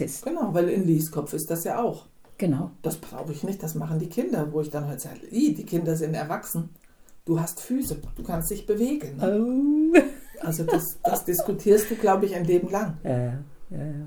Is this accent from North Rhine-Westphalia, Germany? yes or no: no; Hinterland, Hesse, Germany; ich bin im Hinterland aufgewachsen